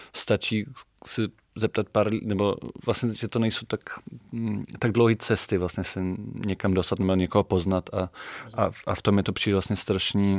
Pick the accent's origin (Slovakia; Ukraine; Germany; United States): Germany; Bremen; Czech is a second language; moved away as an adult; now in Prague, Czech Republic; Já jsem se narodil v Brémách